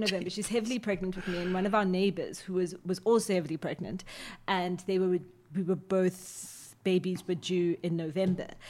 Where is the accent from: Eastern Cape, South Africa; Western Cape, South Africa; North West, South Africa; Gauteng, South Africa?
Gauteng, South Africa; Johannesburg; also born or lived in Sebokeng; I'm born and bred in Johannesburg